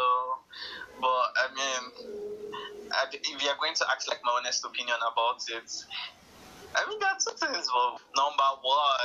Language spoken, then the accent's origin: English; Nigeria; I'm actually Nigerian